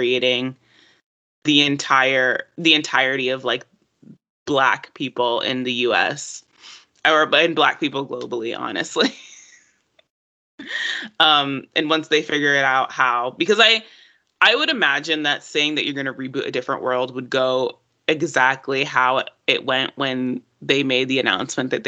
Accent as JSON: {"language": "English", "region": "the South", "country": "United States", "tie": "born or raised there", "also_born_or_lived": "Jamaica (ancestry)", "said": "growing up in the South"}